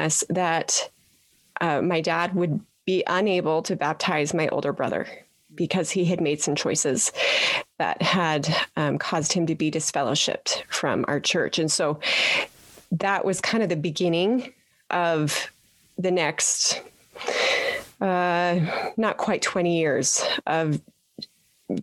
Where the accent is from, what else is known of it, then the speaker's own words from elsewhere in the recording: Petersboro, Utah, United States; moved away; I am a Utah girl, born and raised in Petersboro